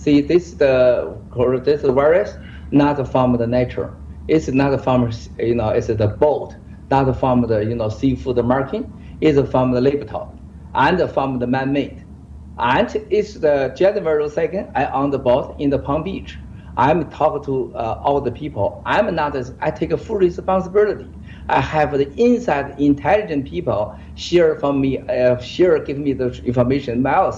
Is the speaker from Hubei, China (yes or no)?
yes; Wuhan, Hubei, China; English is a second language; Because me, I talk early, loud for Chinese. We are from Wuhan, Hubei.